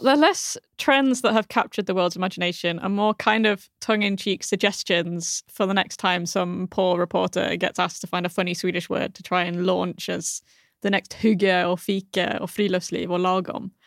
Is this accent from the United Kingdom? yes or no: yes; United Kingdom; now in Malmö, Sweden; As a Brit